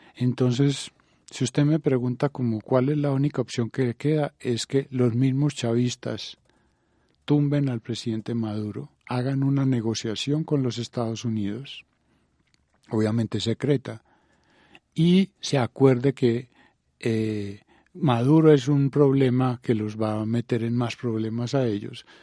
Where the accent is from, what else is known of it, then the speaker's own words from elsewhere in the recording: Colombia; nosotros, Colombia